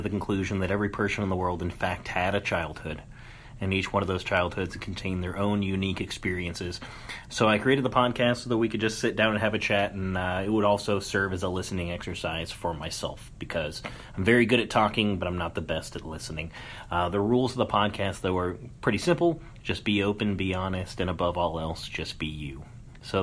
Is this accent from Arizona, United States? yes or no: yes; Tucson, Arizona, United States; moved away; I grew up actually in Tucson